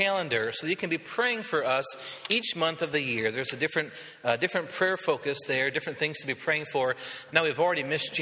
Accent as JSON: {"language": "English", "region": "western Michigan", "country": "United States", "said": "I'm from western Michigan"}